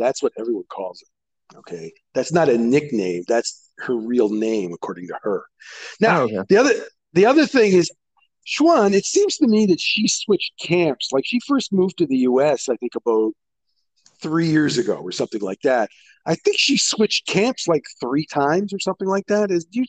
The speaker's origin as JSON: {"language": "English", "country": "Canada", "said": "Of course, I'm Canadian."}